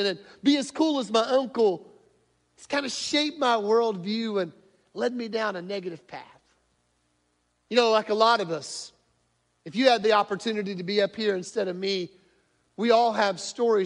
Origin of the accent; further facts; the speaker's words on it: Northwest Arkansas, United States; moved away; growing up in Northwest Arkansas